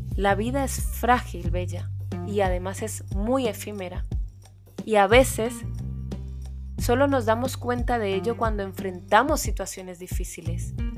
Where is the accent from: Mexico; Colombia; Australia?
Colombia; now in Spain; Colombia, mi país de origen